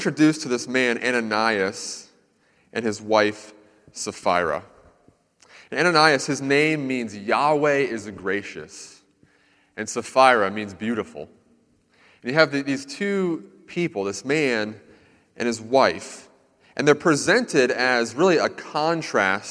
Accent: Central Florida, United States; I lived in Central Florida for a lot of my life

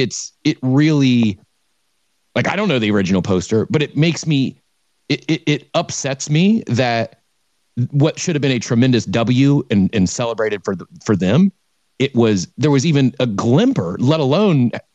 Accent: Midwest, United States; I grew up in the Midwest too

